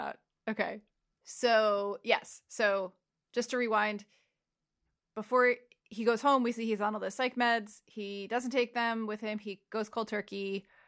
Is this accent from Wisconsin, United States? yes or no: no; Saddle Brook, New Jersey, United States; moved away; also born or lived in Glen Rock, New Jersey; I grew up in Saddlebrook until I was thirteen